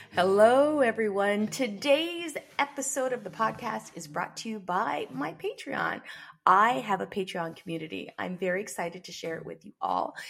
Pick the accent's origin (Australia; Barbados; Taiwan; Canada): Barbados; I'm from Barbados, which was one of the major sugar producers for Britain